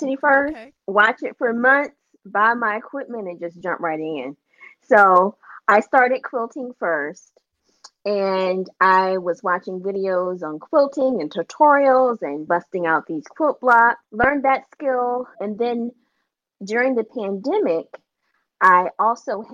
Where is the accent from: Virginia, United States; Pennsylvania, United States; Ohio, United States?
Virginia, United States; Virginia Beach; I'm from Virginia Beach, Virginia. But we call this area the 757